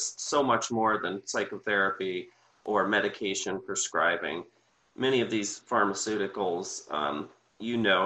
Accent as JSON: {"language": "English", "town": "Sarasota", "region": "Florida", "country": "United States", "tie": "born or raised there", "lives_now": "Bradenton, United States", "said": "I grew up in Sarasota"}